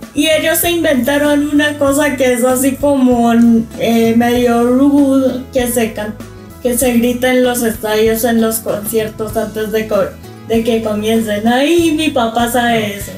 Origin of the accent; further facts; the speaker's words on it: Colombia; now in Guatemala; me gusta más que digan que soy de la tierra de … que digan que soy de la tierra de Pablo Escobar